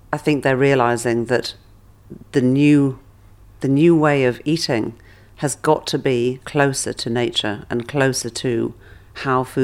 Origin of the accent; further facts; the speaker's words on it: England, United Kingdom; It's it's part of the culture of being English